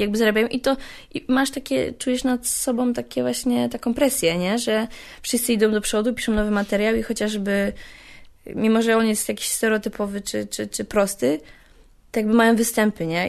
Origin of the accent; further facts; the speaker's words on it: Częstochowa, Silesian Voivodeship, Poland; Z Częstochowy